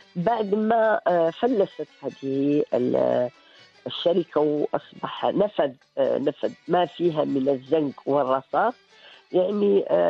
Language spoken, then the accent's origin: Arabic; Morocco; حنا اولى مغاربه